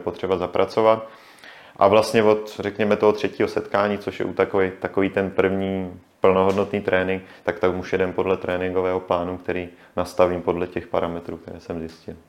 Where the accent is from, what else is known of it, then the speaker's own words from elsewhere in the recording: Jihlava, Vysočina Region, Czechia; já jsem vlastně původně z Jihlavy